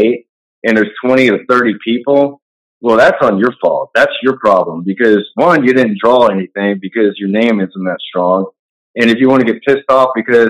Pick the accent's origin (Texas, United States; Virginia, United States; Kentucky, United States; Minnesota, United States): Texas, United States; I'm a Texas guy